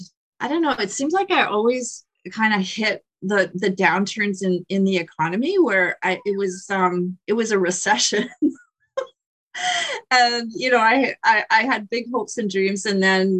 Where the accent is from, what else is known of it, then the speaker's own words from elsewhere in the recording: Winnipeg, Manitoba, Canada; I was born in Winnipeg. Okay. I was one of five children. And and all my siblings are still in Winnipeg, which I think is pretty unique. And it's nice to have family here